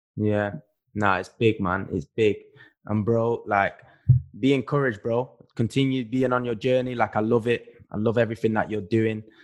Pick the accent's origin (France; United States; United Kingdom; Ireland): United Kingdom; Manchester, North West England; moved away as an adult; when we are growing up in Manchester, when you're growing up where we grew up